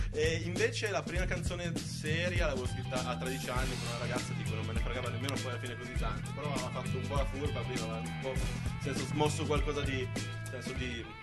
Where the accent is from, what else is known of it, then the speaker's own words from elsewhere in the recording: Asti, Piedmont, Italy; E invece io sono di Asti, ma un po' più nella zona di campagna. Ma preferisco non dire dove.